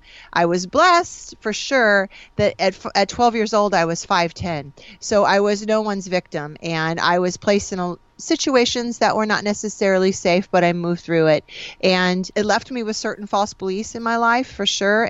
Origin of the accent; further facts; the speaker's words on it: Springfield, Illinois, United States; So I grew up in Springfield, Illinois. I'm a Midwest girl.